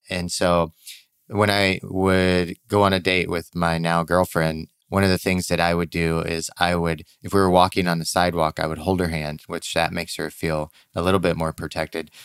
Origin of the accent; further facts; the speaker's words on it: Missouri, United States; moved away; growing up in Missouri